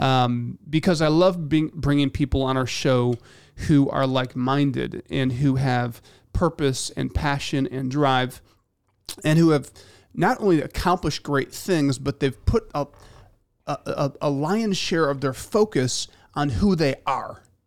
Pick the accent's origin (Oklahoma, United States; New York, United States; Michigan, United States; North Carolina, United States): Michigan, United States; I grew up in Michigan